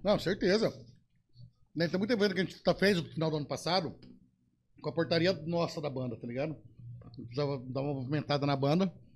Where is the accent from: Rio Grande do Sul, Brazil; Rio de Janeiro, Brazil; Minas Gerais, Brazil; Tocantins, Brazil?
Rio Grande do Sul, Brazil; moved away; Aí eu meto umas gauchescas lá da minha terra